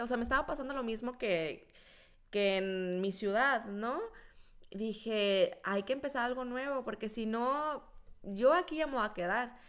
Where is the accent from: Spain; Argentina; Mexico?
Mexico; moved away; also born or lived in central Mexico; en México, pues yo vivía en la última esquina y cuando me fui al centro de México